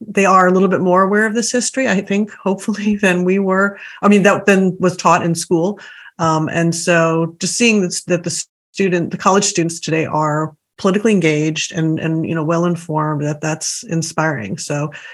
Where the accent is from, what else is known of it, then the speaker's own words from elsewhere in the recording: Boston, Massachusetts, United States; now in California, United States; my siblings and I, we grew up in Massachusetts